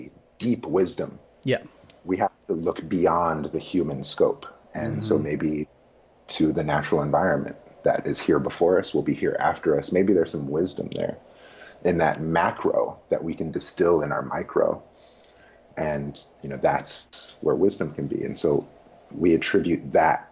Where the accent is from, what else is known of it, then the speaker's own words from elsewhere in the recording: Richmond, California, United States; I was raised in Richmond, California, off steak and low-fat milk